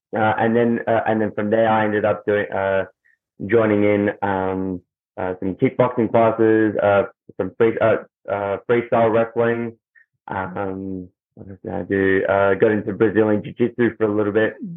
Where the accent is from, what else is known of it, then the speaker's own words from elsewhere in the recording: Melbourne, Victoria, Australia; I'm from Melbourne, Australia.